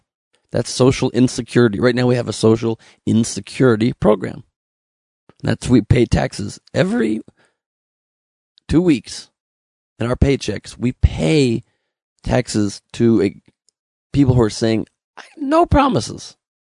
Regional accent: Los Angeles, California, United States; I was born in the good old U.S. of A. Los Angeles, California.

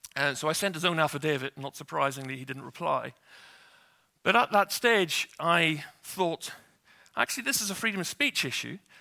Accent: Northern Ireland, United Kingdom; I grew up in Northern Ireland

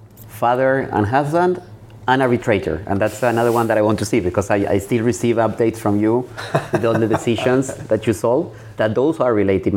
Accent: Argentina; moved away; When I come from Argentina

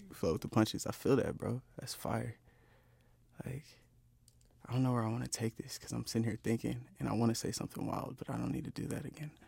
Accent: Inland Empire, California, United States; we from r, the Inland Empire

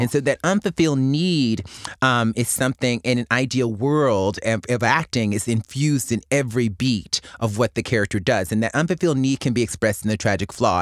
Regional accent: Mobile, Alabama, United States; my hometown of Mobile, Alabama

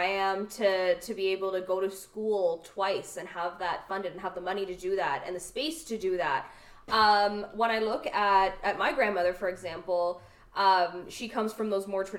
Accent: Canada; I was born in Canada. I'm the first to be born in Canada

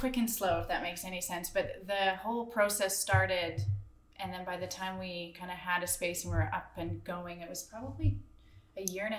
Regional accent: Cochrane, Alberta, Canada; I am also born and raised in Cochrane

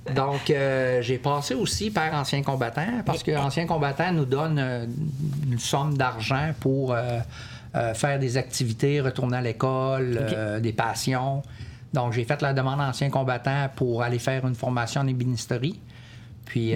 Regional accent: Quebec, Canada; moved away as an adult; also born or lived in Comox, British Columbia / Ottawa; Je suis originaire de Québec.

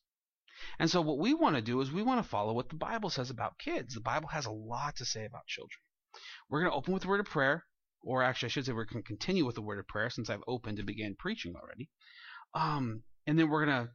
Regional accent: Santa Maria, California, United States; he was from my hometown

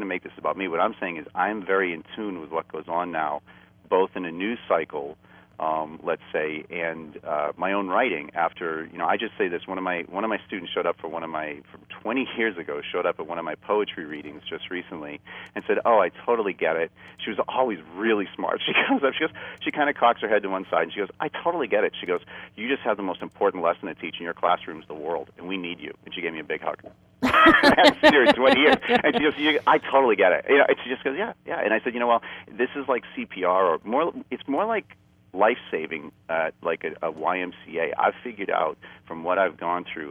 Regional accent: Boston, Massachusetts, United States; moved away; I'm from a traditional Boston, you know, American Boston Irish upbringing

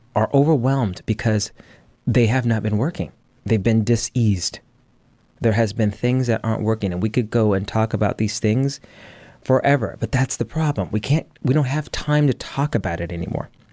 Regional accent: United States; I'm an American.

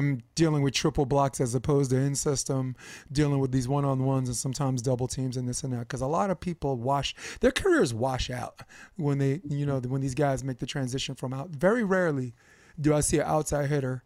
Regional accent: New York City, New York, United States; moved away as an adult; I'm a native New Yorker, so I've lived in New York until Christmas 2015

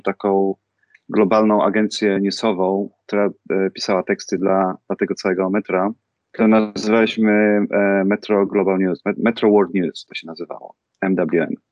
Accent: Rzeszów, Subcarpathian Voivodeship, Poland; moved away as an adult; also born or lived in Warsaw / London; now in United States; ja jestem z Rzeszowa, jestem, jestem Polakiem z Rzeszowa

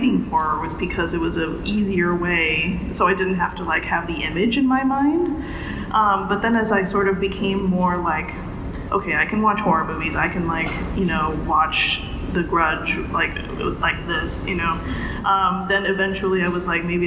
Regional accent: Indonesia; I grew up in Indonesia, where there is a lot of comics

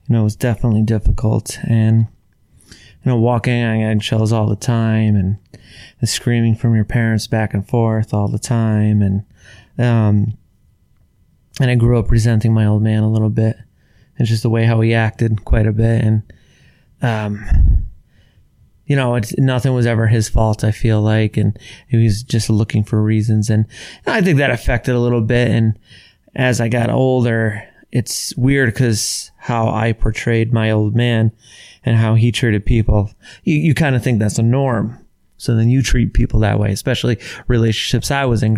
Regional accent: Carbondale, Pennsylvania, United States; I was born in Carbondale, Pennsylvania, just outside of Scranton, Lackawanna County, like northeastern

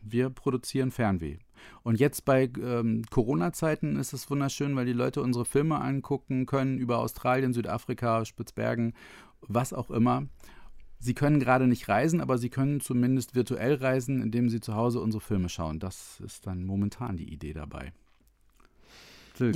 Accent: Otterndorf, Lower Saxony, Germany; ich komme aus Odderndorf, was in der Nähe von Cuxhaven ist, an der Elbe Nordsee

